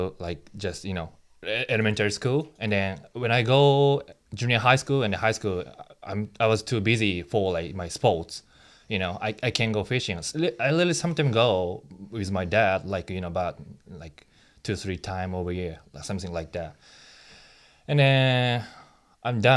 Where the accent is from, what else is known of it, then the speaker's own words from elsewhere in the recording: Hyogo, Japan; English is a second language; moved away; also born or lived in Hiroshima, Japan / Nagoya, Japan; I was living in Nagoya like 2-3 years and then moved to like Kansai area, Hyogo